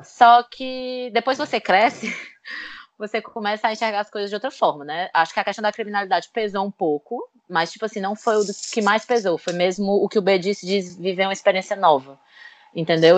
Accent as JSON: {"language": "Portuguese", "town": "Fortaleza", "region": "Ceará", "country": "Brazil", "moved": "yes", "lives_now": "Lisbon, Portugal", "said": "meu Ceará"}